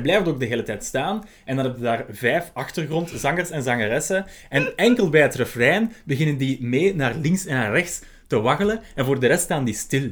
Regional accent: Belgium; wij als Belgen

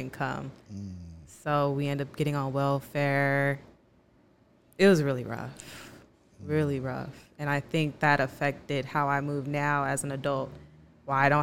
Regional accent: Inglewood, California, United States; I'm from Inglewood, California

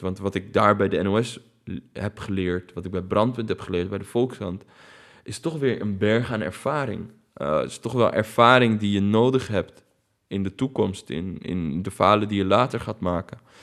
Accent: Netherlands; ik ben hier geboren, ik heb een Nederlands paspoort, maar ik ben toch Arabier

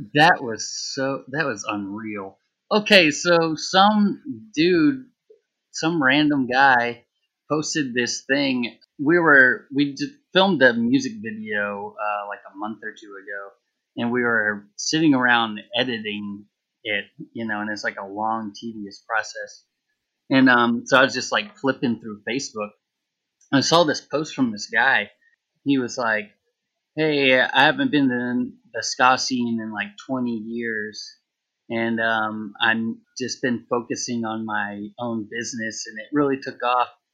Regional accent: Texas, United States; now in New Orleans, United States; I'm from Texas

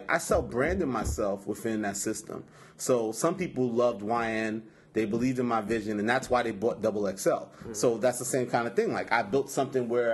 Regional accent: New York City, New York, United States; I'm from Queens

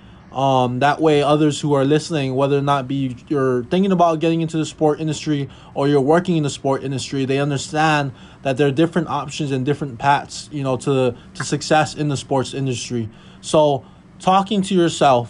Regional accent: Hawaii, United States; moved away as an adult; now in Minnesota, United States; I was born and raised in Hawaii. I moved all the way out to Minnesota

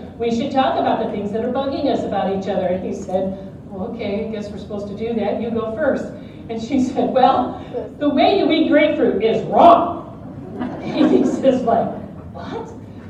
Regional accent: Detroit, Michigan, United States; My children were raised appropriately on Motown. I grew up in Detroit.

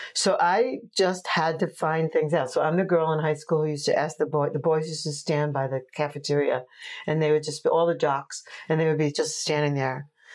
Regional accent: Oceanside, New York, United States; also born or lived in Brooklyn, New York / Washington, D.C.; And I grew up in Oceanside, New York, and on Fire Island.

